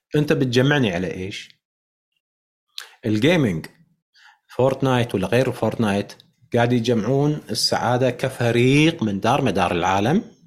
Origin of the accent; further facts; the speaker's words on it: Kuwait; عندنا بالكويت